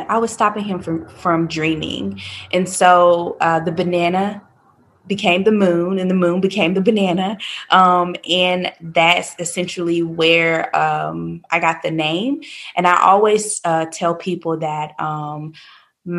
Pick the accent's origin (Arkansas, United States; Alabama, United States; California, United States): Arkansas, United States; Little Rock; moved away as an adult; now in Raleigh, United States; I am originally from Little Rock, Arkansas. But about 9 years ago, I moved to Raleigh, and I've been here ever